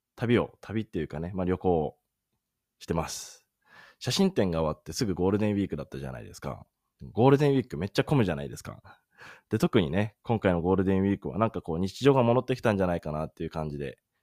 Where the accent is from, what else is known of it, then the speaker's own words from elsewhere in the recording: Sendai, Miyagi, Japan; moved away as an adult; まあ自分、出身は仙台なんですけど